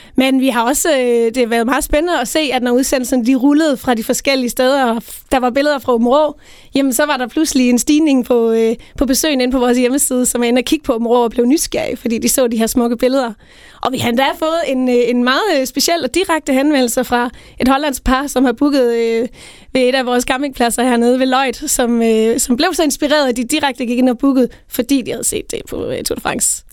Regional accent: Tinglev, Southern Denmark, Denmark; jeg kommer selv ned fra Tinglev, Tinglef

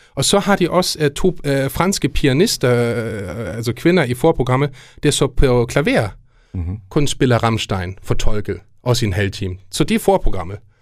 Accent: Germany; now in Denmark; som tysk lærer, men ikke mindst og som tysker

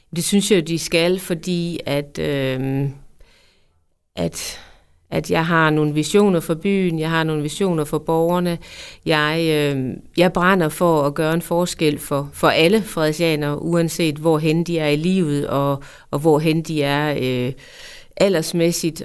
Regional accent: Djursland, Central Denmark Region, Denmark; er jo en ganske almindelig, øh, jævn jysk pige, øh, født og opvokset på Djursland

